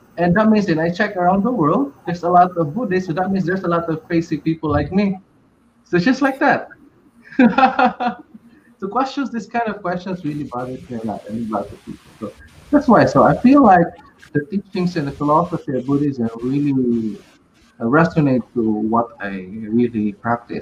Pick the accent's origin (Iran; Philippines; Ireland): Philippines; So why I was born in the Philippines?